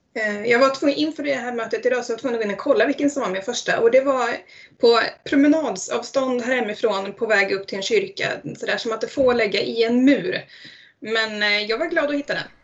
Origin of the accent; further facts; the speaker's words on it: Eskilstuna, Södermanland, Sweden; moved away as an adult; now in Ale, Sweden; jag är faktiskt från Eskilstuna från början